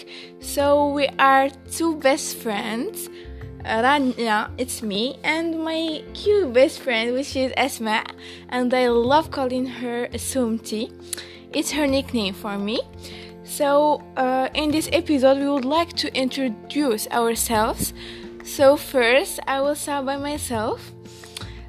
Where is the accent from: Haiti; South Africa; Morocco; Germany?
Morocco; Marrakesh, Marrakesh-Safi; We are from Morocco, and I am from Marrakesh, my origin.